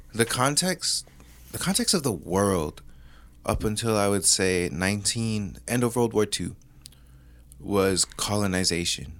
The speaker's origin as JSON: {"language": "English", "region": "Hawaii", "country": "United States", "said": "as a Hawaiian"}